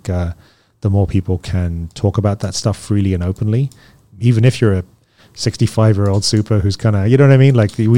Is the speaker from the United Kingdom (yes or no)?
yes; London, United Kingdom; now in United States; being an immigrant kid growing up in London, just didn't really have the opportunities to do that.